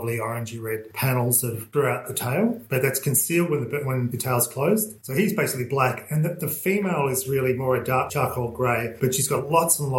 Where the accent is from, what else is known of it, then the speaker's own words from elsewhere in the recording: Melbourne, Victoria, Australia; moved away as an adult; also born or lived in Christmas Island; now in Casterton, Australia; I grew up in Melbourne